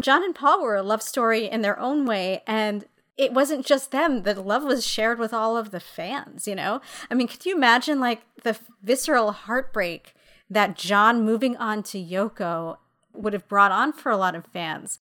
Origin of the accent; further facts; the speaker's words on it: New York City, New York, United States; as a New Yorker